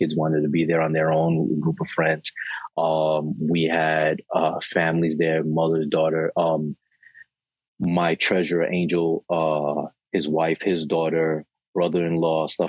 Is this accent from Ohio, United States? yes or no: no; New York City, New York, United States; also born or lived in Queens; I live in Queens now, but I was born and raised in Brooklyn